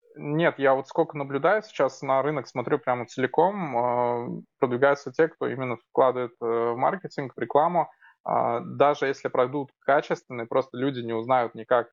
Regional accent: Almetyevsk, Tatarstan, Russia; Город Альметьевск. Мой родной город, где сейчас живу.

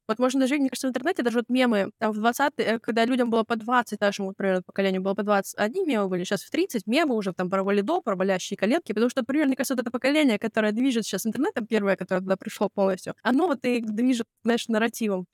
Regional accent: near Novosibirsk, Novosibirsk Oblast, Russia; я родилась э, в под Новосибирском

